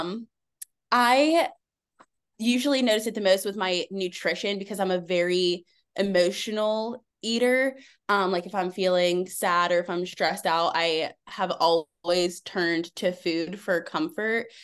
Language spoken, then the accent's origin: English; Pittsburgh, Pennsylvania, United States; I'm from Pittsburgh, Pennsylvania